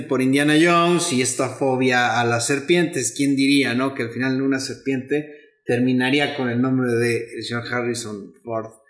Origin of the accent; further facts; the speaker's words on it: Mexico; soy mexicano